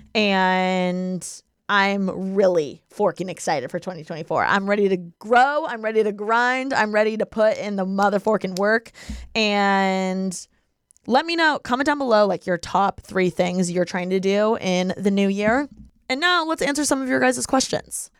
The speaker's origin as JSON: {"language": "English", "town": "Bloomington", "region": "Indiana", "country": "United States", "tie": "born or raised there", "moved": "yes", "lives_now": "Los Angeles, United States", "said": "we're all from Bloomington, Indiana, and we're born and raised there, okay? But now, I'm in L"}